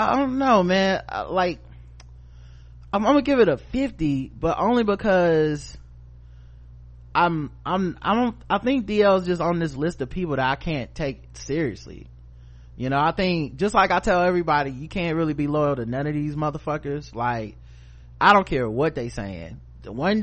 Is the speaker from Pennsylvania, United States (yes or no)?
no; North Carolina, United States; We're from North Carolina